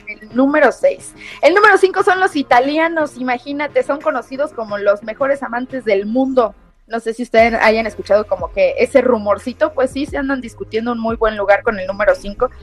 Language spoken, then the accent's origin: Spanish; Mexico